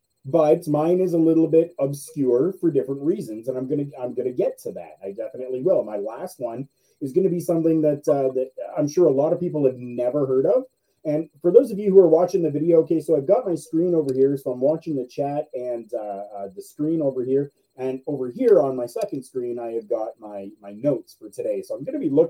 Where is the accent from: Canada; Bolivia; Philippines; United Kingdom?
Canada; I'm Canadian